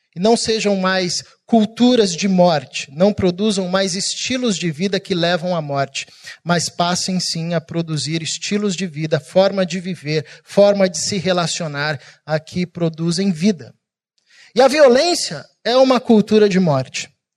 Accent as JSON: {"language": "Portuguese", "region": "São Paulo", "country": "Brazil", "moved": "yes", "lives_now": "Rio de Janeiro, Brazil", "said": "eu sou paulista"}